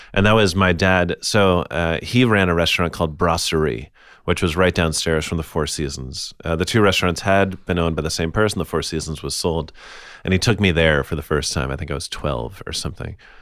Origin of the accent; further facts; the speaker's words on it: United States; I'm an American who has family from Italy